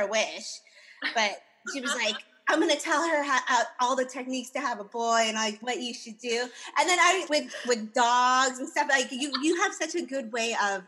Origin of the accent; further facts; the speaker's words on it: United States; our childhoods and growing up in America